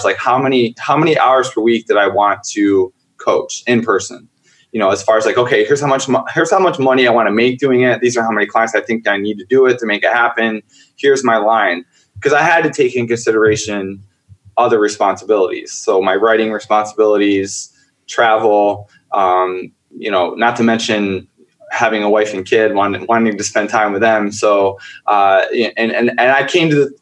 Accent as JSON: {"language": "English", "region": "upstate New York", "country": "United States", "tie": "born or raised there", "said": "I grew up in a very, very, very, very small town in upstate New York"}